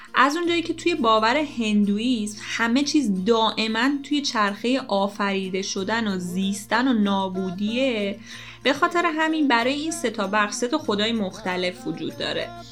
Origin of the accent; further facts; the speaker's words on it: Iran; سرزمین خودمون ایران وطنم